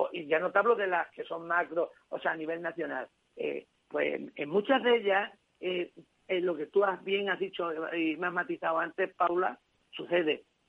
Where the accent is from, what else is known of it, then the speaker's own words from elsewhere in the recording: a village near Guadalupe, Extremadura, Spain; now in Cáceres, Spain; a mi pueblo, en la sierra de, en una sierra de aquí de, Extremadura, al, lado de Guadalupe, en Bertocana